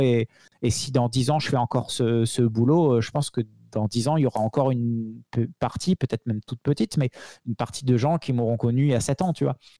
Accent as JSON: {"language": "French", "area": "the South", "region": "southern France", "country": "France", "said": "je suis un gars du Sud"}